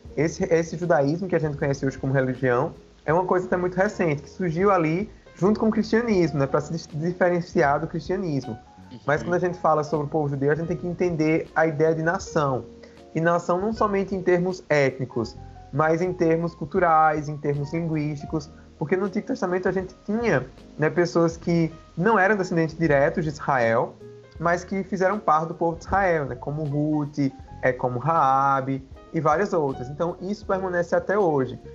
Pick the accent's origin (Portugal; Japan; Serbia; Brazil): Brazil; Campina Grande, Paraíba; now in João Pessoa, Brazil; eu sou de Campina Grande, Paraíba, atualmente eu moro em João Pessoa